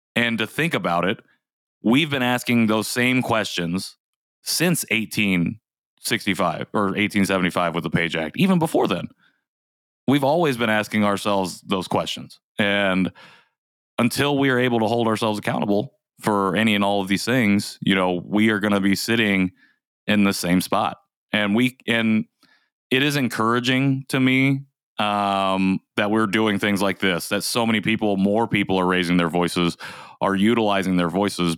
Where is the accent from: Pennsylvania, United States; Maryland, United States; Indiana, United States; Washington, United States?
Indiana, United States; also born or lived in South Korea; growing up in Indiana